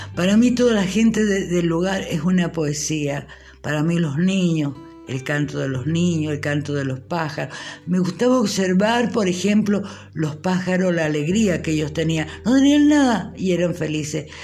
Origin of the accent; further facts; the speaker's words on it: Argentina; nuestra patria